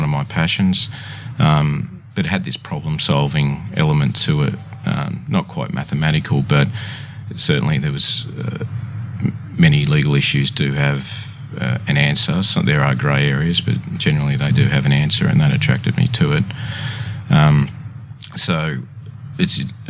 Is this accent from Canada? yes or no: no; Sylvania, New South Wales, Australia; I grew up in Sylvania in the Sutherland Shire.